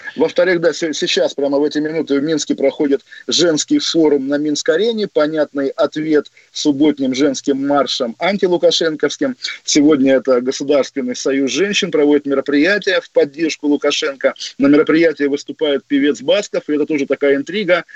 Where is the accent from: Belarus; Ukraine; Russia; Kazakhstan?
Russia; now in London, United Kingdom; я русский в Лондоне, естественно, в Лондоне мое русское национальное чувство цветет